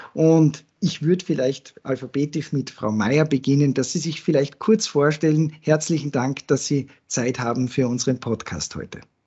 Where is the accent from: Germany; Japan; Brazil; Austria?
Austria; Salzburg; als Salzburger